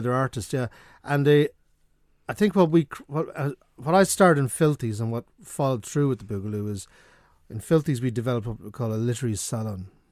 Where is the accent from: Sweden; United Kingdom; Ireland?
Ireland; Sligo, Connacht; I'm from Sligo